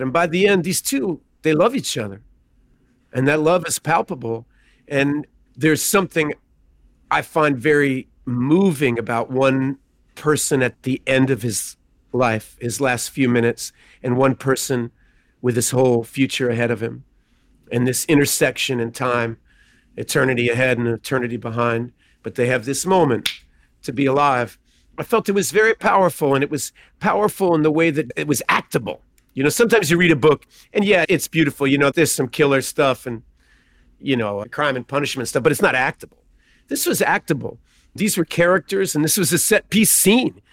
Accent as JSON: {"language": "English", "region": "Texas", "country": "United States", "tie": "born or raised there", "said": "I'm born in Texas"}